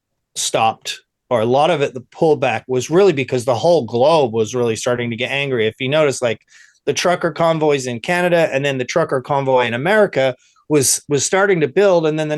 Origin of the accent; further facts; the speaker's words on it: England, United Kingdom; my parents being Irish, and back then there was still tension between England and Ireland with the IRA and trying to get there, you know, so I would go to school in England, and everyone would be hating the Irish people.